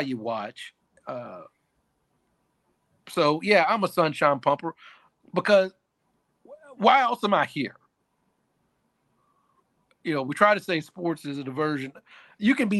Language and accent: English; Louisville, Kentucky, United States; growing up in Louisville, there were a lot of Cincinnati fans for the Bengals and the Reds.